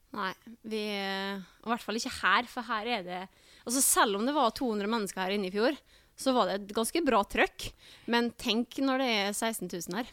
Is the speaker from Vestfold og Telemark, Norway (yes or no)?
no; Bergen, Vestland, Norway; Jeg er jo født og oppvokst i Bergen òg